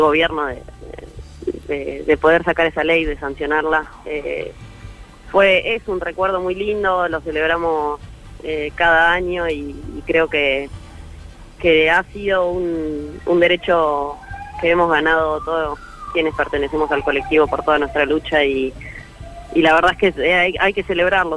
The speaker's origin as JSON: {"language": "Spanish", "region": "Santa Fe", "country": "Argentina", "tie": "born or raised there", "moved": "yes", "said": "todos esos recuerdos muy lindos que viví, que viví en Santa Fe"}